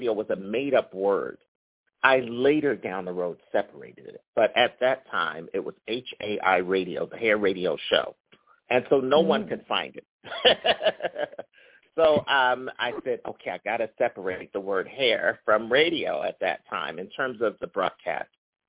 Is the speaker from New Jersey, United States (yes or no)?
no; Philadelphia, Pennsylvania, United States; moved away as an adult; also born or lived in Los Angeles; I'm from Philadelphia, so I grew up looking at every corner, and there's Temple University.